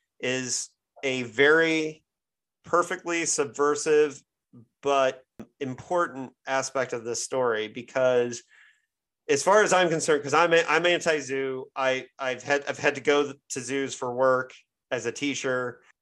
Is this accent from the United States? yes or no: yes; Midwest, United States; even though I grew up in the Midwest and whatever